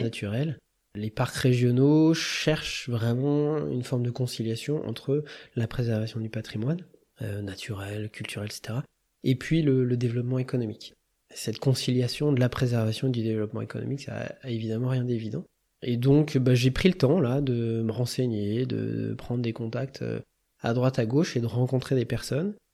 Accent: Touraine, Centre-Val de Loire, France; now in Grenoble, France; je suis originaire de la Touraine, mes parents euh, habitent toujours à Tours

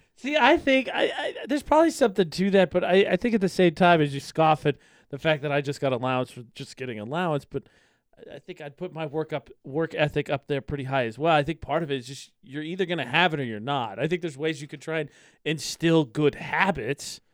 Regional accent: Lafayette, Indiana, United States; now in Utah, United States; in my hometown, in my county

